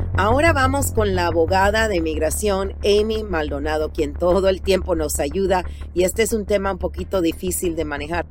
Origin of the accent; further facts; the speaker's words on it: Panama; now in United States; yo soy originalmente de Panamá